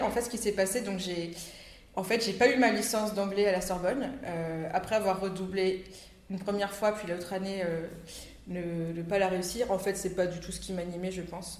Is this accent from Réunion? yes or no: yes; Réunion; also born or lived in Grenoble, France; je suis née en métropole, à Grenoble, et je suis venue m'installer avec mes parents à La Réunion quand j'avais l'âge de 8 ans.